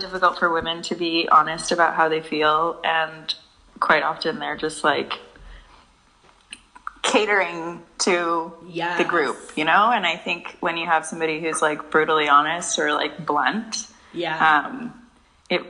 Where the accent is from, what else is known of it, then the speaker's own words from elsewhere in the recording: Vancouver, British Columbia, Canada; I grew up in Vancouver